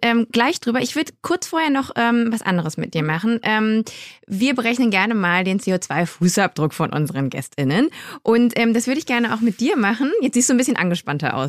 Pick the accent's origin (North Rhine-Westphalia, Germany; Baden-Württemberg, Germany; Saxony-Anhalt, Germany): North Rhine-Westphalia, Germany; Düsseldorf; moved away; ich komme aus, aus Düsseldorf, aus der mhm. Nähe. Und als Kind war ich immer in so einem Gewürzladen